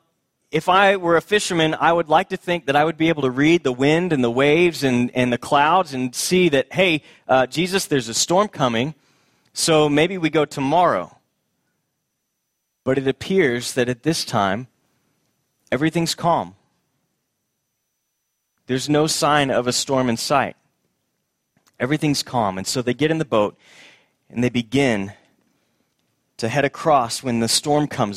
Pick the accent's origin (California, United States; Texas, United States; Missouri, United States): Texas, United States; Houston; my childhood, growing up in Houston, Texas